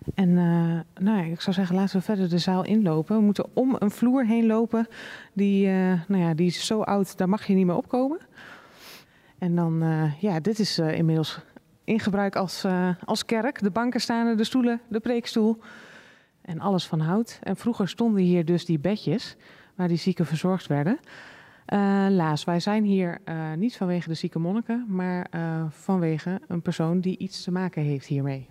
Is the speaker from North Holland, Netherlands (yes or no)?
no; Friesland, Netherlands